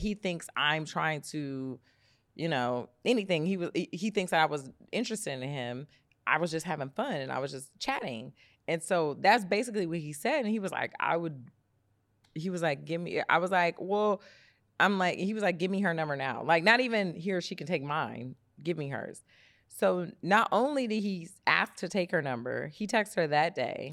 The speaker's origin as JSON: {"language": "English", "town": "Detroit", "region": "Michigan", "country": "United States", "moved": "yes", "said": "I'm from Detroit"}